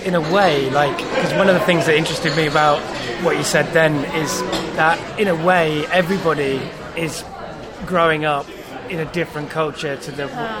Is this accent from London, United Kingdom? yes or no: no; Cardiff, Wales, United Kingdom; I guess in a way, when I was growing up in Cardiff with English parents, I was hyphenated in that for that duration of that time.